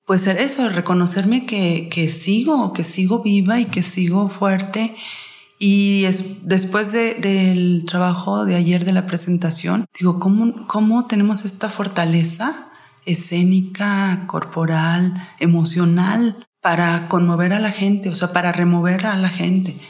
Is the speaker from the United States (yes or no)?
no; Mexico; como mexicanas y mujeres que somos